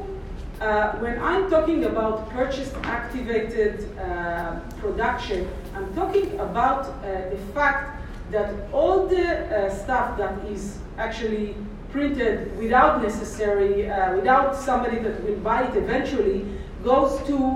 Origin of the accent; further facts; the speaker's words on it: Israel; English is a second language; I'm from Israel